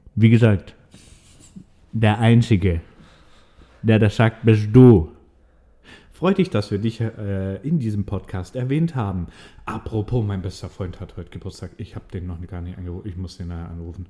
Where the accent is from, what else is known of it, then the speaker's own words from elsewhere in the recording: Swabia, Baden-Württemberg, Germany; accent: Swabian; ich kann das Schwäbische gut verstecken